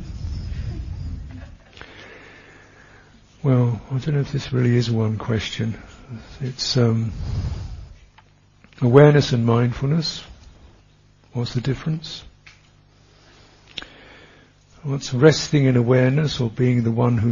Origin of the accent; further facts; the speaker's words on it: England, United Kingdom; I am English